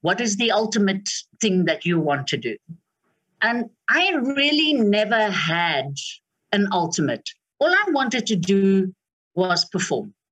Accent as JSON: {"language": "English", "country": "South Africa", "said": "as a South African"}